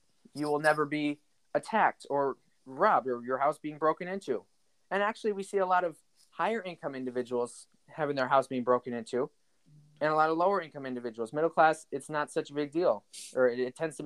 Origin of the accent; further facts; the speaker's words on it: United States; I'm an American